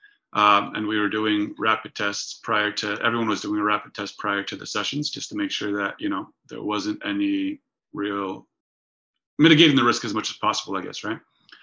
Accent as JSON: {"language": "English", "country": "Canada", "tie": "born or raised there", "also_born_or_lived": "Poland", "said": "I was born in Poland. My parents decided to immigrate to Canada when I was five"}